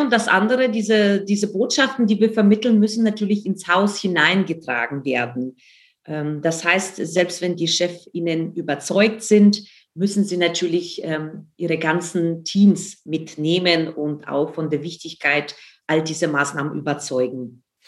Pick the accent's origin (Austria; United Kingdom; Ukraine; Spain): Ukraine; now in Germany; ich bin in der Ukraine aufgewachsen